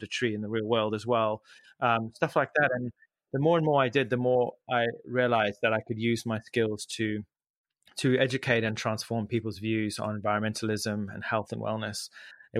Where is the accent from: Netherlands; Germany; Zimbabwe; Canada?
Zimbabwe; moved away; I grew up in Zimbabwe